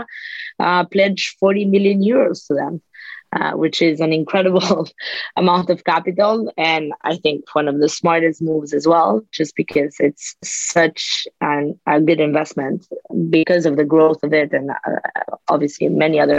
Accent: United States; being an American person

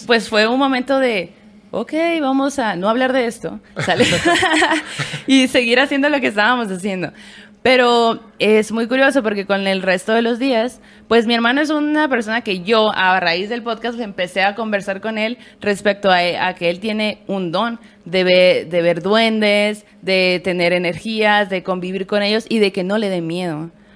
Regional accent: Hermosillo, Sonora, Mexico; now in Mexico City, Mexico; somos sonorenses, hermosillenses y aquí

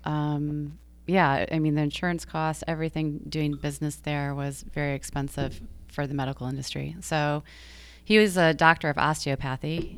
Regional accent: Georgia, United States; also born or lived in Michigan / New York City; now in Long Island, United States; I grew up in Georgia

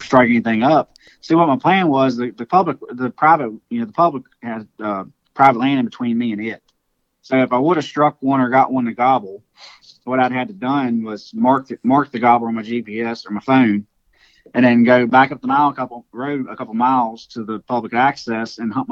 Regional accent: Virginia, United States; I was from Virginia

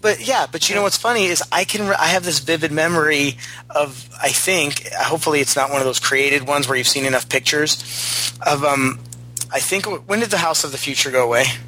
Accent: San Diego, California, United States; growing up in San Diego

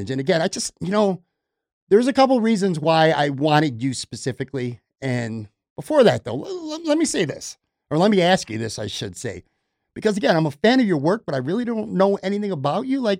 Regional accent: Buffalo, New York, United States; moved away as an adult; also born or lived in Florida; I born and raised in Buffalo. I went to Florida for five years. I just came back this past summer

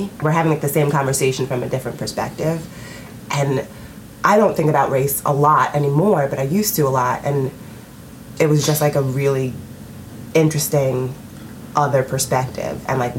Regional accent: Long Island, New York, United States; also born or lived in Harlem; I'm from Long Island. And we were all, like... Black Americans, mostly from here

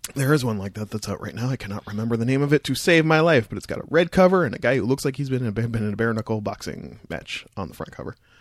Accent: Windsor, Ontario, Canada; now in Toronto, Canada; I'm from Windsor.

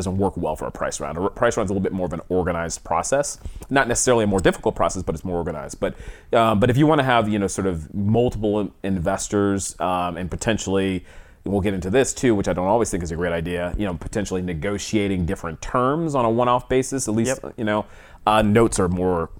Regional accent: East Coast, United States; also born or lived in Atlanta; So I'm an East Coast guy. I grew up on the East Coast originally. Went to Atlanta, Emory University in Atlanta

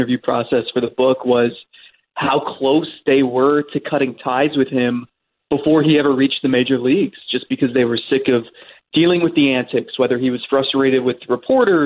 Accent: Cleveland, Ohio, United States; when you're a kid growing up in Cleveland in the 90s

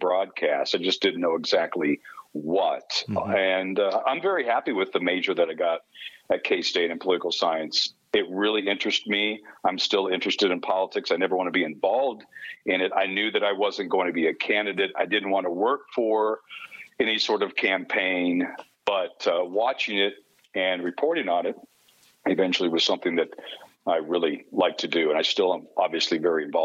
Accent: Kansas, United States; moved away as an adult; also born or lived in Clay Center, Kansas / Loveland, Colorado / Arkansas City, Kansas / Topeka, Kansas; now in Los Angeles, United States; I spent part of my childhood in Clay Center, Kansas.

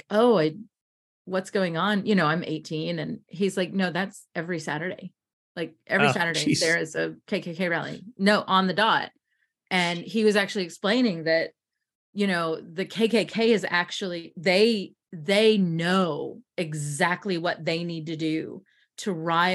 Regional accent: Tennessee, United States; also born or lived in Memphis, Tennessee; Growing up in Tennessee, and I went to school in Memphis.

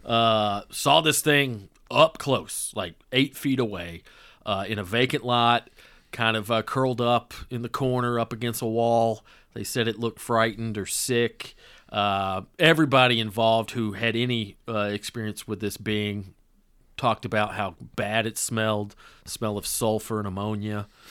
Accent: North Georgia, United States; I just wasn't exposed to Indian food growing up in North Georgia

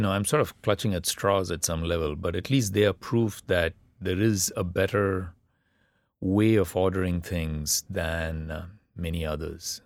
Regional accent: India; first language Tamil; English is a second language; moved away; growing up in the middle class India that I did, reading all those English novels and all the rest of it, left me in some senses um, very inadequately Tamil

